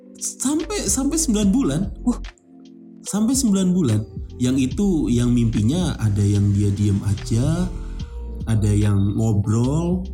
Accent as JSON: {"language": "Indonesian", "country": "Indonesia", "said": "kita orang Indonesia"}